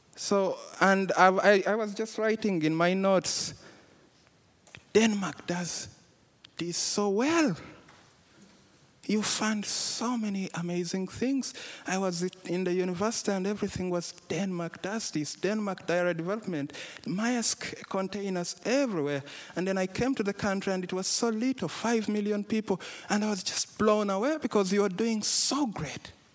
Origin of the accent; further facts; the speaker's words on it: Uganda; I come from Uganda